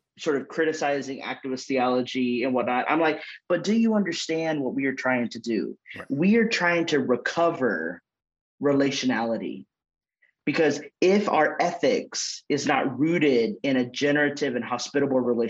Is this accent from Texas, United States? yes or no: yes; Longview, Texas, United States; moved away as an adult; also born or lived in San Antonio, Texas / California; now in Nashville, United States; I was born in Longview, Texas, which is East Texas